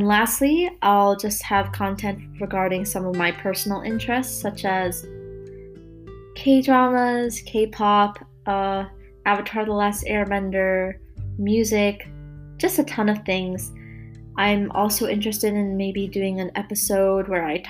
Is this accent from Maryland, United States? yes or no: yes; Maryland, United States; I'm from Maryland, but I'll be moving to Pittsburgh soon to go to school at Carnegie Mellon University